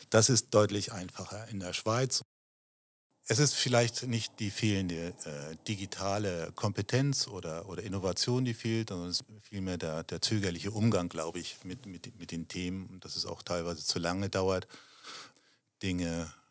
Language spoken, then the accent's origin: German; Germany; Ich fühle mich in Deutschland wohl. Ich bin Deutscher